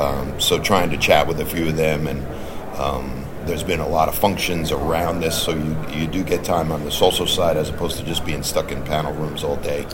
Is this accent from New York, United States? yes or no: yes; New York, United States; now in Boston, United States; growing up in New York